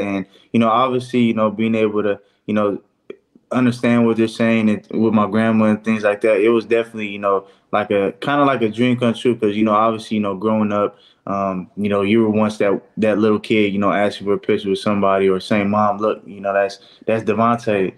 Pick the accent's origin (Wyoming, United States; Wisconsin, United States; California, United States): California, United States; Fresno; my hometown, the Fresno area